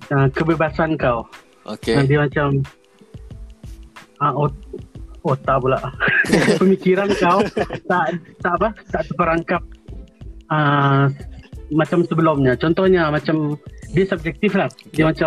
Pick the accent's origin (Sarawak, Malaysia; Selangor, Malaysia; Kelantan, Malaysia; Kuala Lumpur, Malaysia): Sarawak, Malaysia; Miri; aku berasal dari Miri, Sarawak.